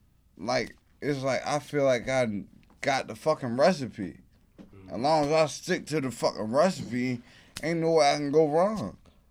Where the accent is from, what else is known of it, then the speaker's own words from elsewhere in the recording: Baltimore, Maryland, United States; also born or lived in Brooklyn; I'm a Baltimore nigga. I never been to New York. This is my first time being in New York.